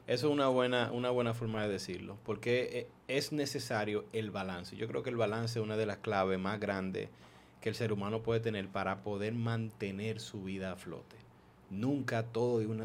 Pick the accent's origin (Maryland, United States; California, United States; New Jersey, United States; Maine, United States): Maryland, United States; moved away; yo me crié en Estados Unidos prácticamente, entonces en donde yo viví en Maryland